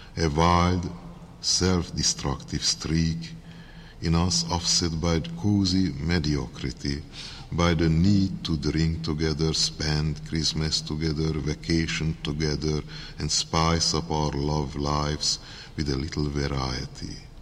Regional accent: Hungary; accent: heavy Hungarian; English is a second language; my heavy Hungarian accent

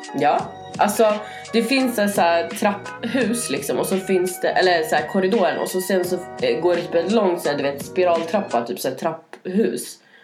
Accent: Norrland, Sweden; now in Stockholm, Sweden; jag kommer från Norrland

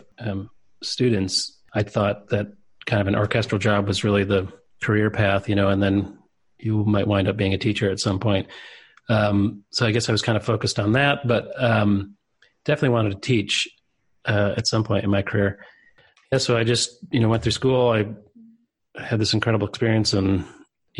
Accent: Libertyville, Illinois, United States; moved away as an adult; also born or lived in Boulder, Colorado; I grew up in Libertyville, Illinois. It's a suburb of Chicago

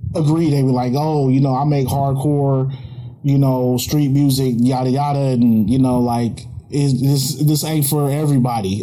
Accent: Oakland, California, United States; I grew up out here in Oakland

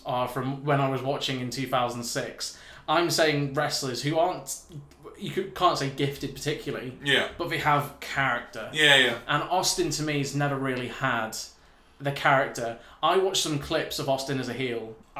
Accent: England, United Kingdom; I'm English

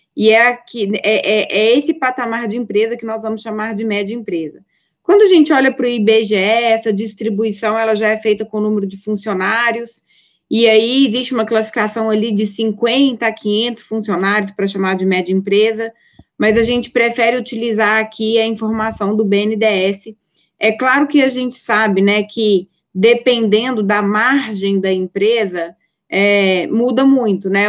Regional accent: Minas Gerais, Brazil; accent: mineiro; eu sou mineira, eu abro a boca, dá para perceber que eu sou mineira

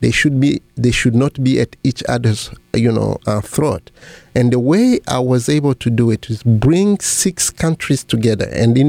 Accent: Bukavu, South Kivu, DR Congo; English is a second language; moved away as an adult; now in United States; I was born in Bukavu. In the eastern part of the Congo. I studied there almost all my life. I went to a college Alfajiri, the Jesuit school there, and after that I went to ESP Bukavu, where I studied English.

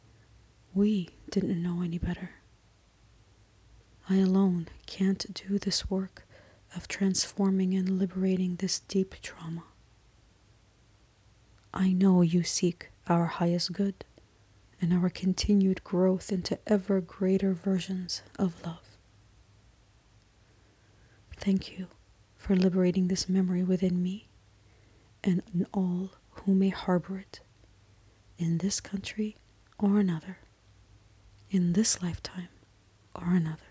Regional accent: Canada; I am Canadian

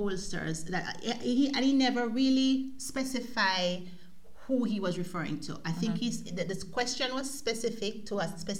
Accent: Jamaica; now in Germany; we've lived outside of Jamaica now for a very long time, you and I.

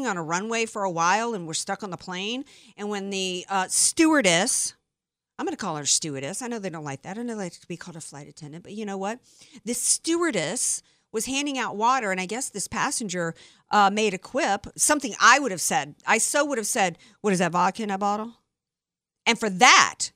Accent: Deep South, United States; I'm from the Deep South.

